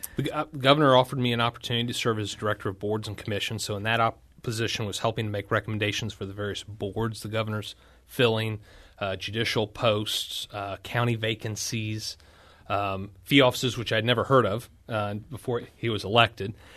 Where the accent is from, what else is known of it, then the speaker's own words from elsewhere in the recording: Washington, Missouri, United States; born and raised in Washington, Missouri